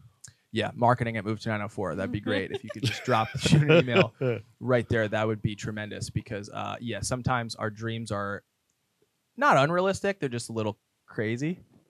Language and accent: English; New Jersey, United States; now in Tampa, United States; I'm just a kid from New Jersey